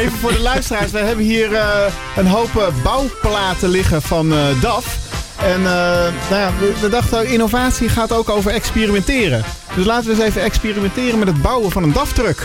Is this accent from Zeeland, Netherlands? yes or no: no; Eindhoven, North Brabant, Netherlands; ik ben in Eindhoven geboren 30 jaar geleden.